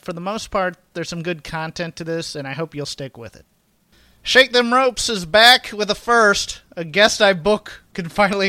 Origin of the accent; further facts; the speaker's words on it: Virginia, United States; I grew up in Virginia